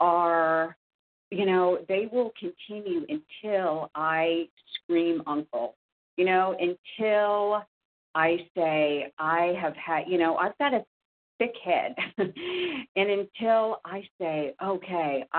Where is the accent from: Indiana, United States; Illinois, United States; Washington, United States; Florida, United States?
Indiana, United States; I'm from Indiana